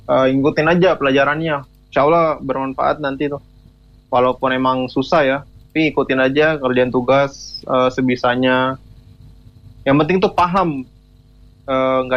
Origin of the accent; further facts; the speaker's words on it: Southeast Sulawesi, Indonesia; Asalnya jauh di dekat Papua, Sulawesi Tenggara.